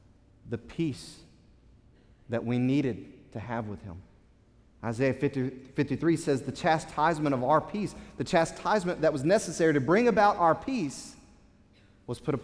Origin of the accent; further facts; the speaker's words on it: United States; as an American